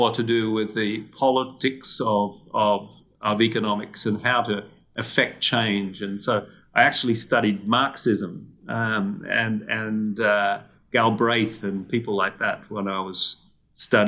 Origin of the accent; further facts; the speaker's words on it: Australia; moved away; I did what a lot of Australian kids